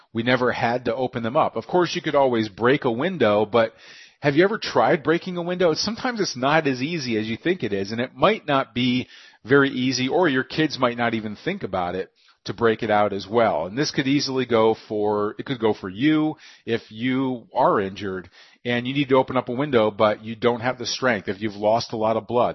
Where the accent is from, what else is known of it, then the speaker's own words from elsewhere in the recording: near Austin, Texas, United States; Austin, just near my hometown